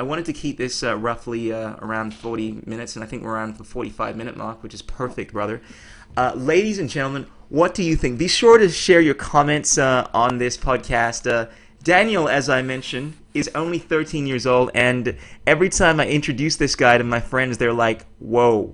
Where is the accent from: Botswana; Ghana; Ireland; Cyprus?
Ghana; we're both from the Ghana